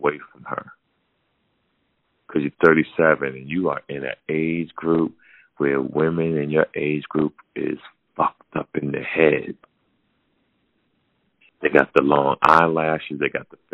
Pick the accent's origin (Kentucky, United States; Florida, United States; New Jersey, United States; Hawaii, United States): Hawaii, United States; me being Hawaiian